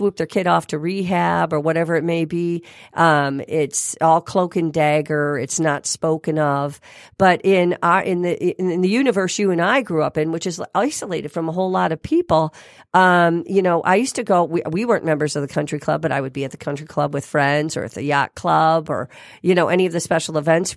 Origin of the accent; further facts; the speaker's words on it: Grosse Pointe, Michigan, United States; I am from Grosse Pointe